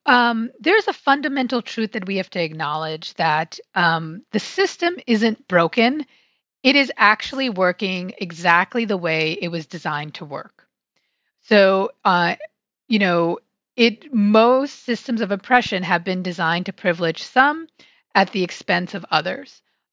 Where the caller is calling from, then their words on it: Silver Spring, Maryland, United States; So I am in the greater DC area in Silver Spring, Maryland, which is right outside DC.